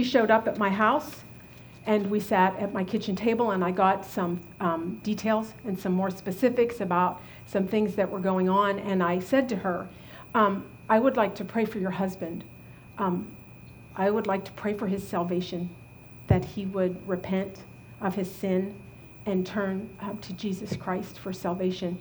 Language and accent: English; Butler, Pennsylvania, United States; moved away; also born or lived in Virginia; We had this rental house back in my hometown in Butler, Pennsylvania